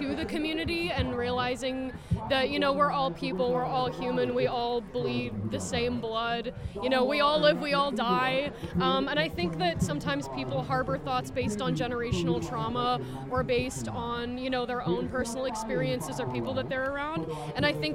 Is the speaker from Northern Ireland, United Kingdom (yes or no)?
yes; just outside of Belfast, Northern Ireland, United Kingdom; now in Concord, United States; I grew up just outside of Belfast in a really small industrial town